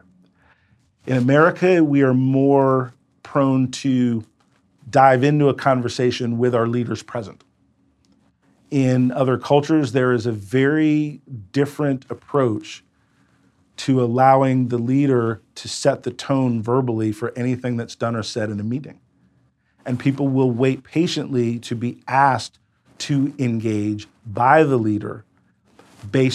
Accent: United States; I was an American entrepreneur

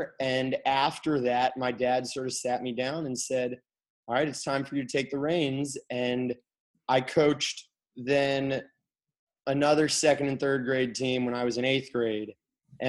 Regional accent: Kalamazoo, Michigan, United States; moved away; I'm from Kalamazoo, Michigan, and my parents still live there

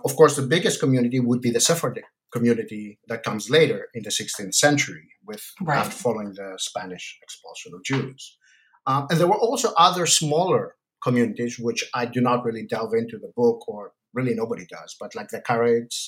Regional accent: Athens, Attica, Greece; moved away as an adult; also born or lived in United States; now in Vancouver, Canada; I'm originally Greek from Athens, but I did all my studies in the United States

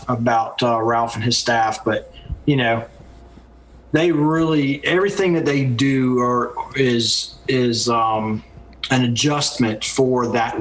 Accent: England, United Kingdom; born there; also born or lived in Pensacola, Florida; So my father was in the military, and I was actually born in England, just outside of London.

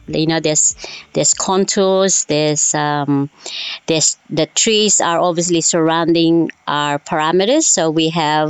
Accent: Woolooga, Queensland, Australia; I am from the Petersen's farm at Woolooga, which is 45 kilometers northwest of Gympie, south of Sunshine Coast.

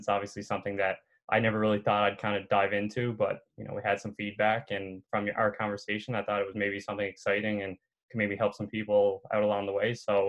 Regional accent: St. John's, Newfoundland and Labrador, Canada; also born or lived in Ontario; Yeah, so I'm from St. John's, Newfoundland. I've kind of been the same place my whole life. I still live in the house that I was born in.

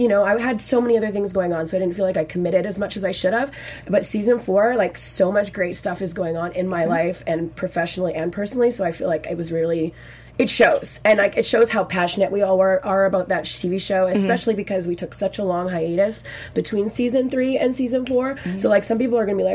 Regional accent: Victoria, British Columbia, Canada; first language French; English is a second language; We're from the West Coast. We're from Victoria.

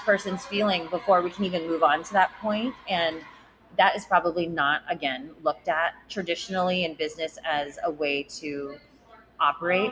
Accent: San Diego, California, United States; I grew up in Rancho Bernardo

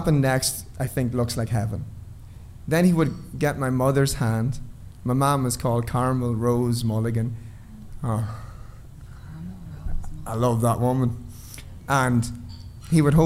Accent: Ireland; I'm Irish. Stoicism is endemic in our culture.

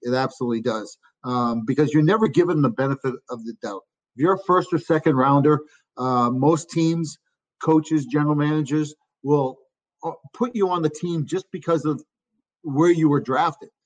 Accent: Chelmsford, Massachusetts, United States; now in Pittsburgh, United States; my hometown. It's a small town, about 30,000 people, a little northwest of the city of Boston, Chelmsford, Mass

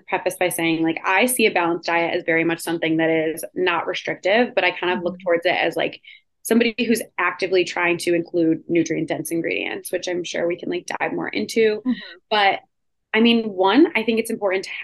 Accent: Rochester, New York, United States; also born or lived in Hoboken; now in Manhattan, United States; I went back to my hometown of Rochester to be with my parents

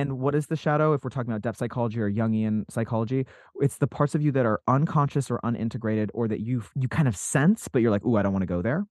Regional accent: Salt Lake City, Utah, United States; I grew up in Salt Lake City, Utah

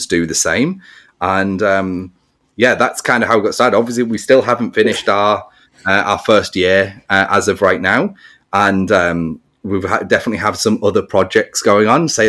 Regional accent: England, United Kingdom; I'm English.

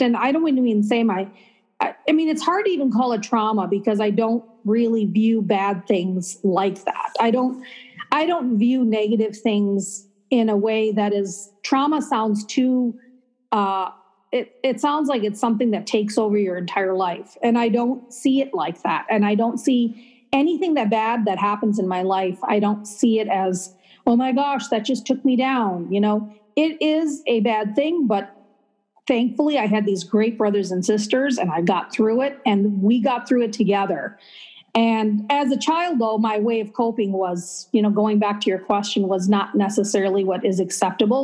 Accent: Minneapolis, Minnesota, United States; also born or lived in Chandigarh, Punjab, India; i was born in a city called chandigarh which is the capital of that state and then we arrived to minneapolis on uh, 19 in 1963 thanksgiving day

